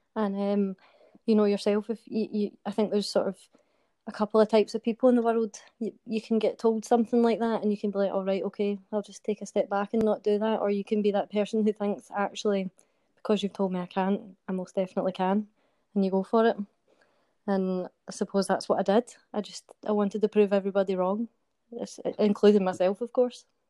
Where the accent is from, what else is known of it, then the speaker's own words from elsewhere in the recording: Glasgow, Scotland, United Kingdom; I'm from Glasgow, and I am currently serving in the British Army.